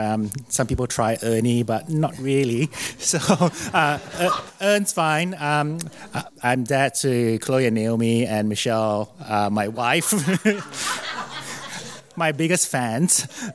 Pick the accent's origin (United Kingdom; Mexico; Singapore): Singapore; now in Geelong, Australia; I grew up in Singapore as an only child to mum and dad